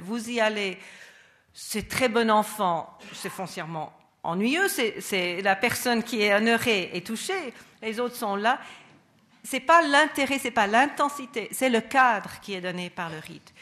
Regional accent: United States; moved away; mon pays d'origine, les États-Unis

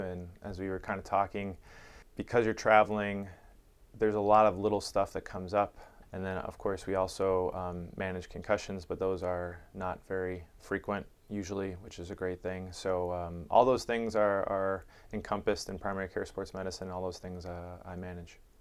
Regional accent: Chicago, Illinois, United States; now in San Diego, United States; I grew up in Chicago

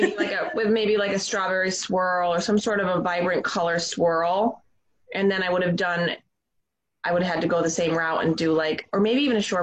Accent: New York, United States; we're from New York

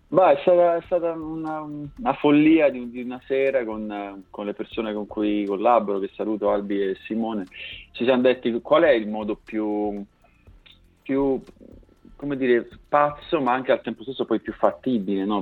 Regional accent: Basilicata, Italy; moved away as an adult; now in Milan, Italy; io vivo a Milano da un po' di anni, ma in realtà vengo dalla Basilicata, sono originario di un paesino in provincia di Potenza

